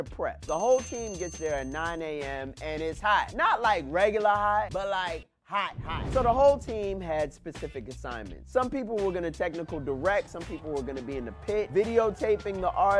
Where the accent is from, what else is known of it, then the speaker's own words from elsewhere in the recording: New York City, New York, United States; I'm from Brooklyn, New York